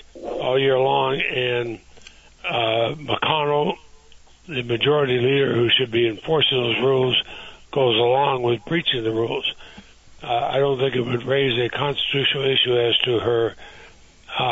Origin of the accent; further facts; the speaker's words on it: Montpelier, Vermont, United States; when I was a child growing up in Montpelier